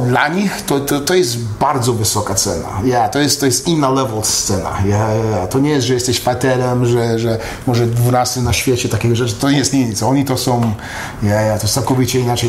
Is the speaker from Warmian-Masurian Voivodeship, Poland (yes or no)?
no; Katowice, Silesian Voivodeship, Poland; moved away; also born or lived in Dąbrowa Górnicza / Los Angeles; a Katowice to jest tam, gdzie mieszkałem, w Stolowej Woli, a w, a w Górniczej chodziłem do szkoły, nie, tata pracował w Hucie Katowice